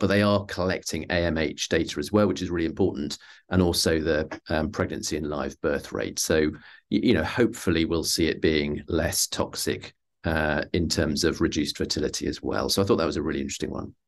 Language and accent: English; United Kingdom; I'm a Brit